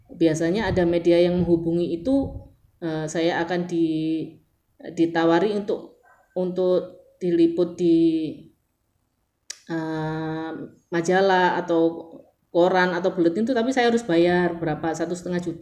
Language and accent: Indonesian; Surabaya, East Java, Indonesia; bayangkan jadi saya dari Surabaya yang nol botol nggak ngerti digital marketing nggak ngerti uh, how to sell online atau gimana